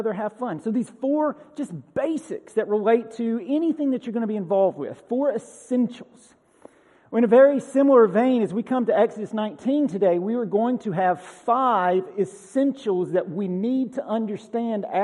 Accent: Bartow County, Georgia, United States; now in Tennessee, United States; Tennessee's not my first home. I grew up in Bartow County, Georgia.

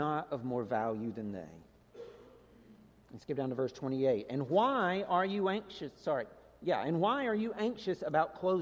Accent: Georgia, United States; moved away as an adult; I grew up in Georgia. When I was a kid, our address was Rural Route 1

